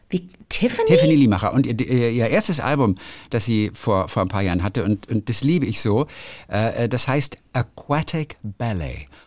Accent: Switzerland; accent: Swiss German; es gibt kein Präteritum in unserem Dialekt, nur perfekt. Zudem gibt es keine Rechtschreiberegeln. Und jeder darf auf Schweizerdeutsch schreiben und sprechen, wie ihm der Schnabel gewachsen ist.

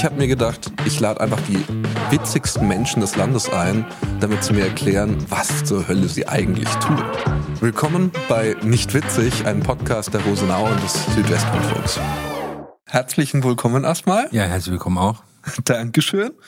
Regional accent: Cologne, North Rhine-Westphalia, Germany; moved away as an adult; also born or lived in Berlin; geboren in Köln.

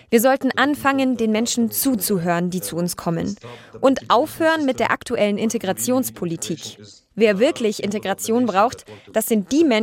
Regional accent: Germany; Also ich bin in Deutschland geboren und aufgewachsen und das zum Glück bisher in Frieden.

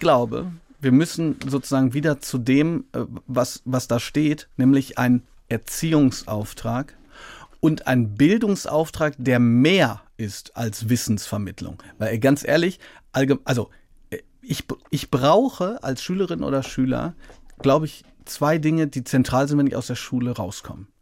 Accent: Hagen, North Rhine-Westphalia, Germany; Hagen, das ist meine Heimatstadt

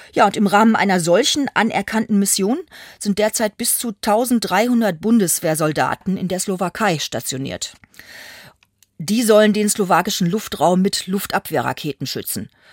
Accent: Germany; als Deutsche konnte ich mir da auch einiges anhören

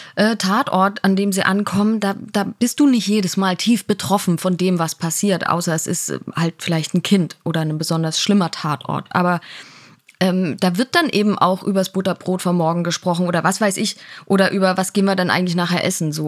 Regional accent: Dresden, Saxony, Germany; moved away as an adult; also born or lived in Leipzig / Karlsruhe; in Dresden bin ich aufgewachsen, dann habe da Abi gemacht

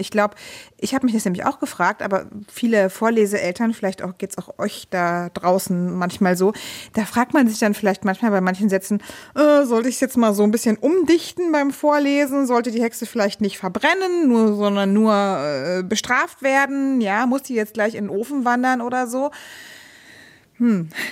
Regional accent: Brandenburg, Germany; ich bin äh, Brandenburgerin, also so quasi letzte Spuren der DDR haben sich da bei uns noch zu Hause befunden

